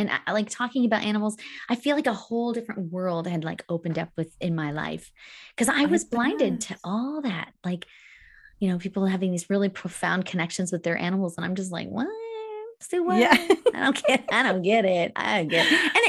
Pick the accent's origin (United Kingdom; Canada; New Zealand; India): Canada; Alberta; I grew up in Northern Alberta, where we had lots of bears.